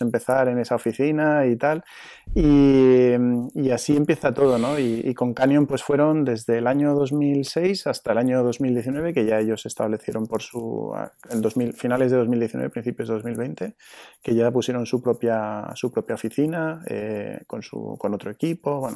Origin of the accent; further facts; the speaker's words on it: Zaragoza, Aragon, Spain; moved away as an adult; also born or lived in Madrid; now in Hoyo de Manzanares, Spain; yo soy de Zaragoza, pues yo ya empecé a competir aquí en Zaragoza en el año, en el año 89-90